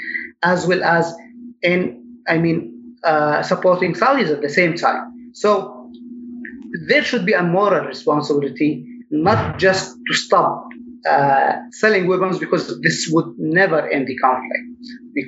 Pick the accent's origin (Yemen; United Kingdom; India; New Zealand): Yemen; I'm from Ed, which makes the largest Yemeni community, Yemeni American community in the US.